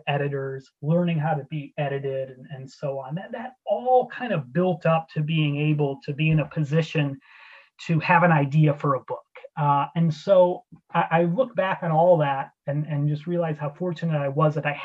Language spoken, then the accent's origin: English; Ottawa, Illinois, United States; moved away as an adult; now in Edinburgh, United Kingdom; my hometown newspaper in Ottawa, Illinois, the Times, when I was in high school